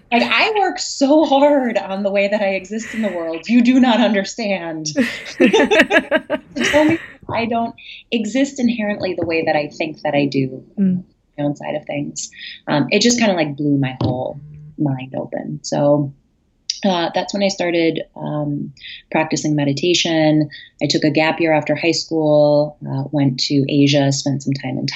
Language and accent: English; Stevens Point, Wisconsin, United States; moved away as an adult; now in New York, United States; I'm originally from Wisconsin, born and raised in the Midwest, moved to New York when I was about 20.